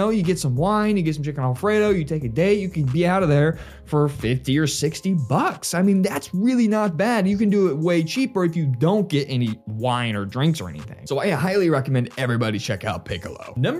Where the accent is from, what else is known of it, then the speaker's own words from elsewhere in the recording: Nixa, Missouri, United States; I've lived here for over 2 decades, so it was kind of hard to come up with a list of 5, but nonetheless, I still love my hometown